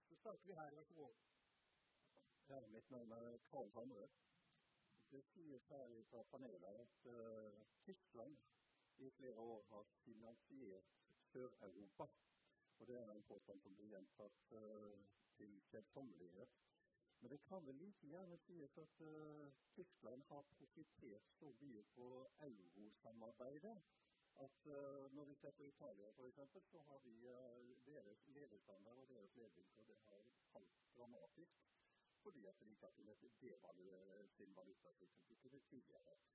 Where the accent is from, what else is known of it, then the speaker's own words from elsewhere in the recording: Hungary; now in Norway; Og det er fordi jeg kommer fra Ungarn i 1956, og vi hører stadig vekk om Viktor Orban